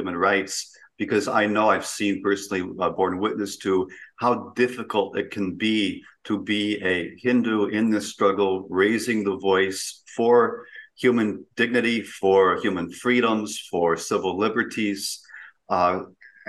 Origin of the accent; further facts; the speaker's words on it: United States; speaking as an American